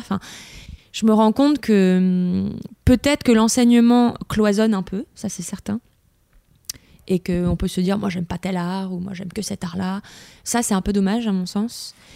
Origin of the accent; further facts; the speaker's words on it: Lyon, Auvergne-Rhône-Alpes, France; j'ai grandi dans, j'étais à Lyon, mais dans la entre guillemets campagne mm. bourgeoise lyonnaise